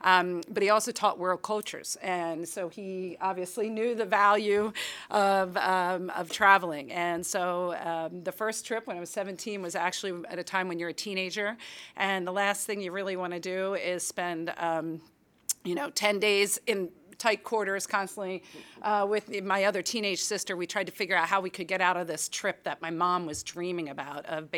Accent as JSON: {"language": "English", "town": "Philadelphia", "region": "Pennsylvania", "country": "United States", "tie": "born or raised there", "said": "I grew up in Philadelphia, and my father was a high school history teacher."}